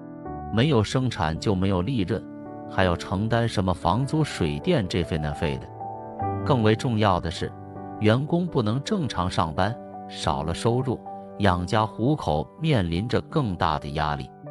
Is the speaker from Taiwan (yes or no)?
no; China; 只要你经常看新闻，你就知道作为一个中国人是何等的骄傲与自豪。